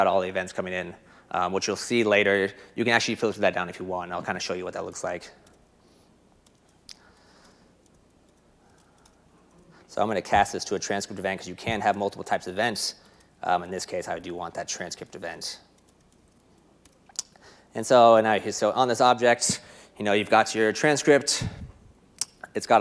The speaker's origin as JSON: {"language": "English", "country": "United States", "accent": "American", "said": "my boring American accent"}